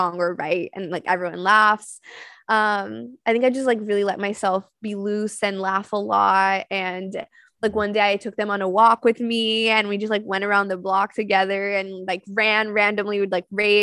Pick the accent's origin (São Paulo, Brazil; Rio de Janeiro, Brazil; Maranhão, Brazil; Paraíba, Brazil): São Paulo, Brazil; also born or lived in Florida; now in New York, United States; I grew up in Sao Paulo in Brazil. So I grew up in a big city